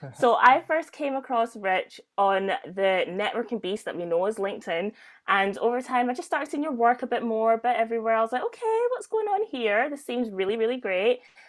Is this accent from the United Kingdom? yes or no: yes; Glasgow, Scotland, United Kingdom; I'm from Glasgow.